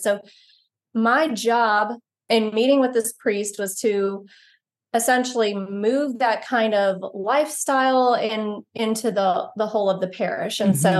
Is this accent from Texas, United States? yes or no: yes; Texas, United States; So we're very Southern, and I grew up in East Texas.